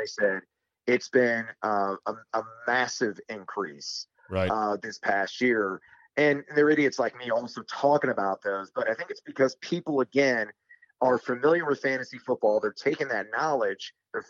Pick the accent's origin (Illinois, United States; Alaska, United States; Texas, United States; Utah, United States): Illinois, United States; Champaign; I went to the University of Illinois. I'm from Champaign, Illinois.